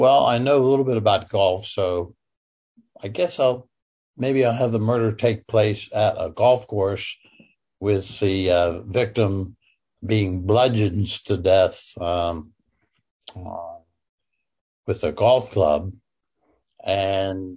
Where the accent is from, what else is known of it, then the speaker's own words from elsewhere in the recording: Pittsburgh, Pennsylvania, United States; I'm from Pittsburgh